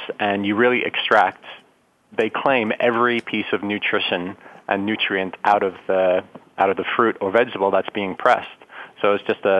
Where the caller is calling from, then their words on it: Clearwater, Florida, United States; I'm calling from Clearwater, Florida.